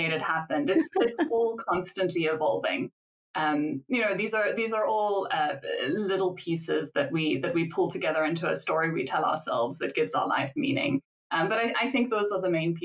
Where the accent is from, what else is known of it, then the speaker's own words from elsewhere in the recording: South Africa; I'm from South Africa, so it's the place I grew up